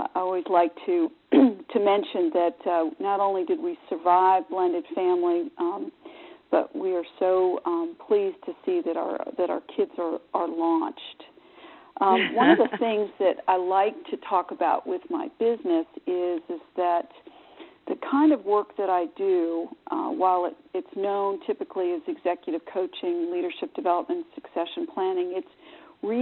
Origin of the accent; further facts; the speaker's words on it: United States; moved away as an adult; now in Charlotte, United States; I am originally from Connecticut, New York area, and have lived here in Charlotte for about 23 years